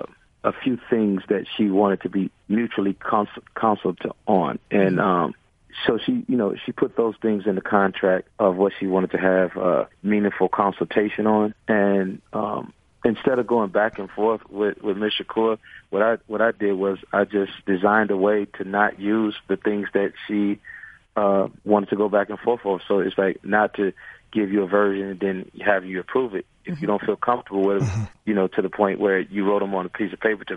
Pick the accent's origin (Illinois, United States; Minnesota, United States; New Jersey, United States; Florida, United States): Illinois, United States; Chicago; I'm from Chicago originally.